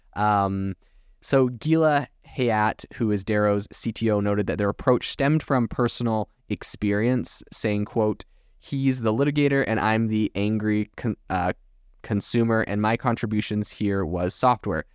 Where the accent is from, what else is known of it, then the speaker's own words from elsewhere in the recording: Canada; now in United States; growing up in Canada